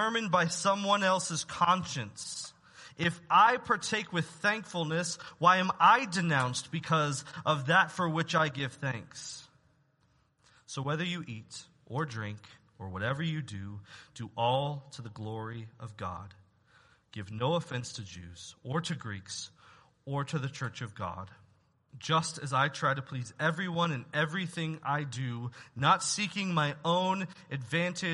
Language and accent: English; United States; as Americans, as American citizens